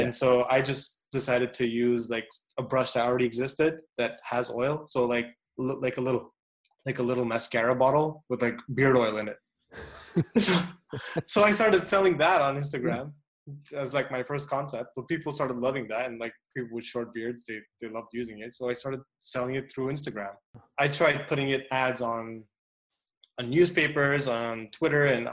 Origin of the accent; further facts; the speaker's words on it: Montreal, Quebec, Canada; I'm from Montreal in Canada